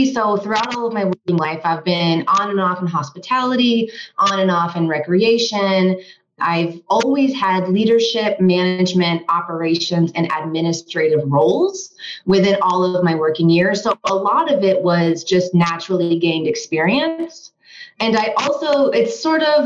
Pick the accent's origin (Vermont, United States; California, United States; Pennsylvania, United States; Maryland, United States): Vermont, United States; also born or lived in Washington, District of Columbia, United States / Los Angeles; now in Colorado, United States; I'm originally from Vermont